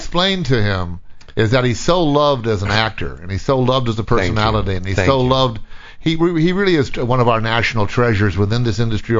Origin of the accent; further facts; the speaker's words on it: Vista Del Mar, California, United States; it's down there where I grew up in Vista Del Mar.